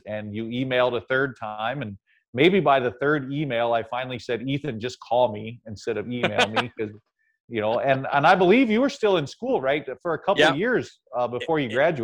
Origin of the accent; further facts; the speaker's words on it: Ohio, United States; the Cleveland Plain Dealer, which was a big city about 60 miles from where I grew up in Ohio